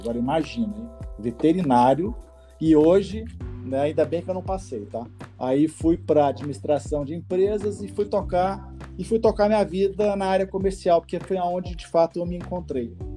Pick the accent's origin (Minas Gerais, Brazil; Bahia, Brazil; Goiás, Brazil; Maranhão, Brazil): Goiás, Brazil; Goiânia; moved away as an adult; also born or lived in Belém / Brasília / Rio de Janeiro; now in São Paulo, Brazil; sou goiano, acho que pelo sotaque já dá para perceber. Mas eu nasci em Goiânia, me criei em Goiânia